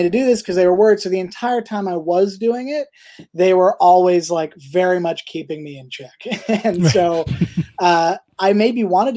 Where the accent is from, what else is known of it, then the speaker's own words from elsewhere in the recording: Toronto, Ontario, Canada; moved away; I'm originally from Toronto